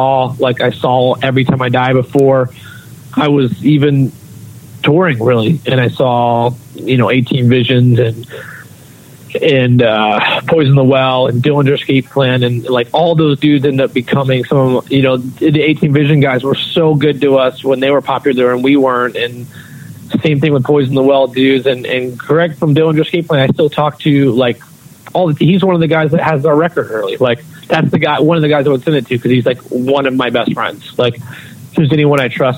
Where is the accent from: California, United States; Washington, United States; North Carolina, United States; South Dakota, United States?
North Carolina, United States; growing up in North Carolina